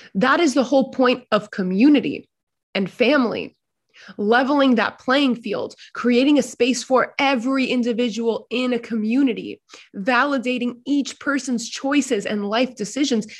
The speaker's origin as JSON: {"language": "English", "town": "New York City", "region": "New York", "country": "United States", "tie": "born or raised there", "said": "growing up in larger American New York City society"}